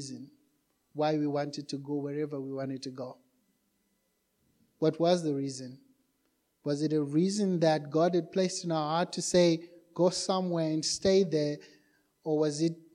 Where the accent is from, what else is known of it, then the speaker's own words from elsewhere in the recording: Zimbabwe; moved away as an adult; also born or lived in Johannesburg, South Africa; now in Cape Town, South Africa; We're originally from Zimbabwe